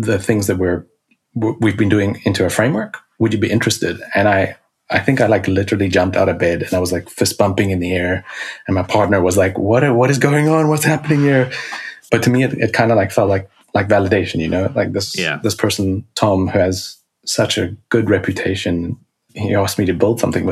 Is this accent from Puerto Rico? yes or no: no; South Africa; I was born in South Africa.